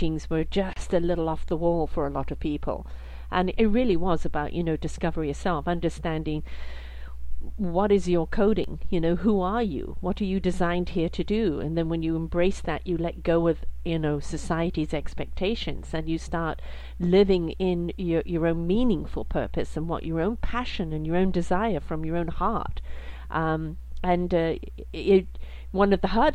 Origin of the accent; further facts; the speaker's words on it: England, United Kingdom; I was brought up in England as well